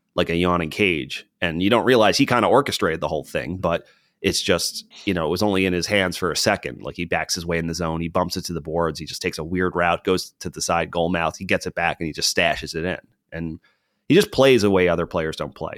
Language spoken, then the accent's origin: English; United States; especially as an American